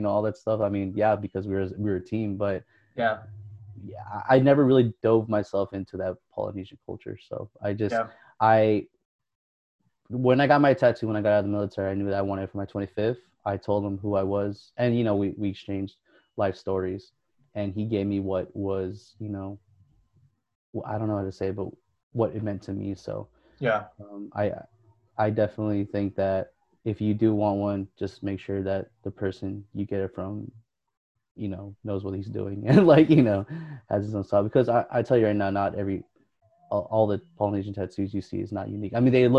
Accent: Philippines; And, I mean, of course, I'm Filipino

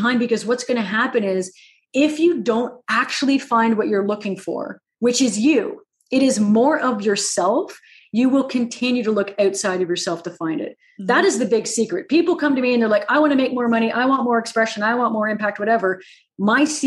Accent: Canada; I am a friendly Canadian

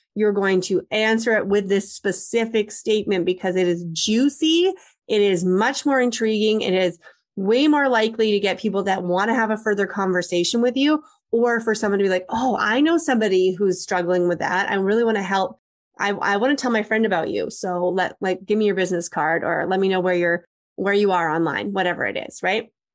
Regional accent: Canada; I'm Canadian

